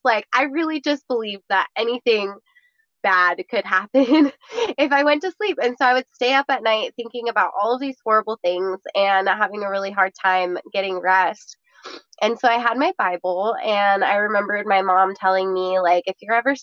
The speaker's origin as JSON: {"language": "English", "town": "Lake Tahoe", "country": "United States", "tie": "born or raised there", "said": "I was super blessed to have grown up in Lake Tahoe"}